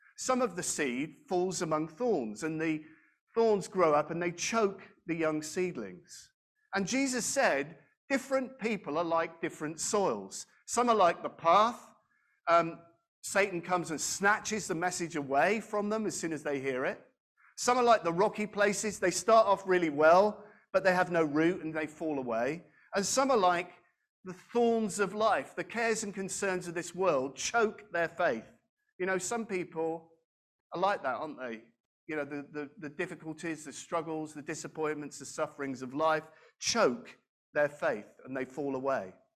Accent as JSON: {"language": "English", "country": "United Kingdom", "said": "we live as British people"}